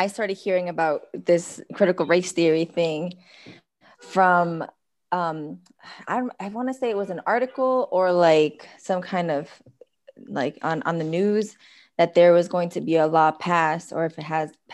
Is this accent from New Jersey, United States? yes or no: no; New York City, New York, United States; now in Detroit, United States; I currently live in Detroit. I'm from New York City.